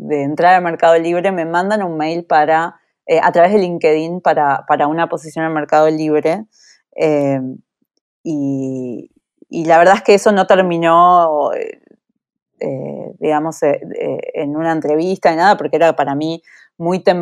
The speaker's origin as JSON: {"language": "Spanish", "country": "Uruguay", "moved": "as an adult", "lives_now": "United States", "said": "Yo me fui de Uruguay con 23 años, eh, en la época por lo menos en las que mis amigas seguían viviendo con sus padres hasta, hasta los 28, 30 años, eh, y, decidí probar suerte en Estados Unidos."}